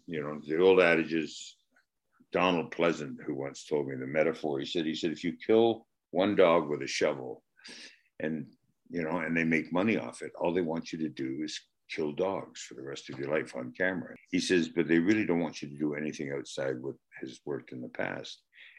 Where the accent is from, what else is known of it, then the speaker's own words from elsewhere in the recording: Canada; There's not too much drama or drama that I'm Canadian